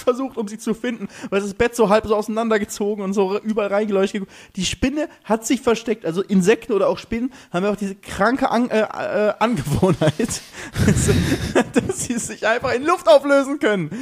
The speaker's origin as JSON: {"language": "German", "country": "Germany", "moved": "as an adult", "lives_now": "Mallorca, Spain", "said": "ich bin Deutscher"}